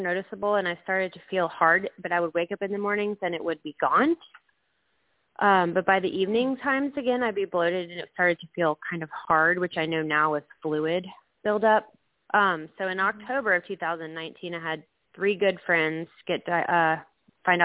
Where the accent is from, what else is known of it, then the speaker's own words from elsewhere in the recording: Atlanta, Georgia, United States; also born or lived in Tampa, Florida / Mississippi / Fayetteville, Georgia; I was born in Tampa, Florida, but I've lived in the Atlanta area from 1985 until 2014 when we went to Mississippi for 6 years, and then we've been back for 2 years.